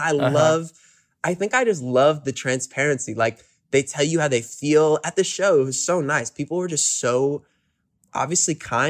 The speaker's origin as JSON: {"language": "English", "town": "New York City", "region": "New York", "country": "United States", "tie": "born or raised there", "also_born_or_lived": "Woodstock, New York", "said": "Man, I grew up in Hell's Kitchen, New York City."}